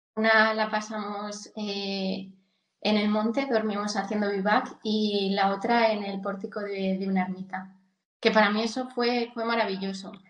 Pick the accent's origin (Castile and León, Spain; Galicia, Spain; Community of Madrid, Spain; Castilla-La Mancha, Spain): Castile and León, Spain; Coscurita; soy de Soria, tengo treinta y tres años y bueno, mi infancia la, la pasé en Coscurita, que es un pueblo muy pequeñito de, de aquí de Soria.